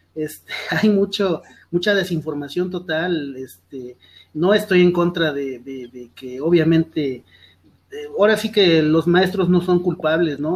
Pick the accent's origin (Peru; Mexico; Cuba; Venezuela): Mexico; estamos unidos como, como mexicanos